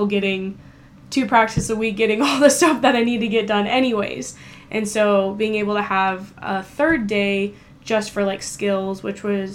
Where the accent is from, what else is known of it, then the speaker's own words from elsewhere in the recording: Tri-Cities, Washington, United States; growing up in the Tri-Cities